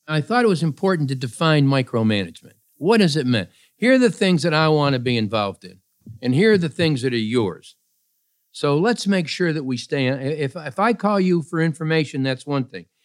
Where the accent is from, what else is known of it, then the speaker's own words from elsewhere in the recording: Pittsfield, Massachusetts, United States; I was born in Pittsfield, Massachusetts